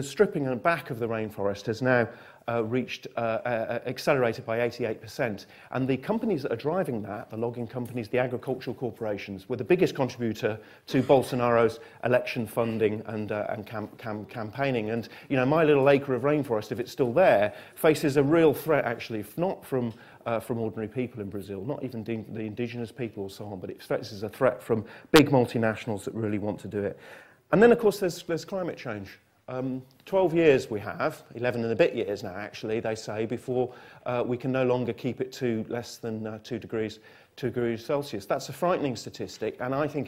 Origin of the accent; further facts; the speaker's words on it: Manchester, North West England, United Kingdom; I come from Manchester